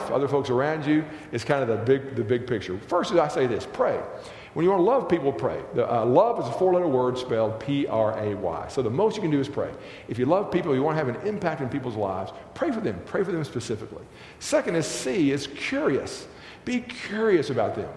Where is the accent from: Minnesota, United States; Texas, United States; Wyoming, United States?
Texas, United States; I grew up in Texas